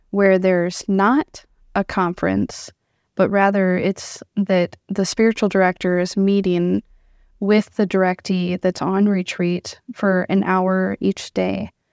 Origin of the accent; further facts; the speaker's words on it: Iowa, United States; moved away as an adult; now in South Dakota, United States; born and raised in Iowa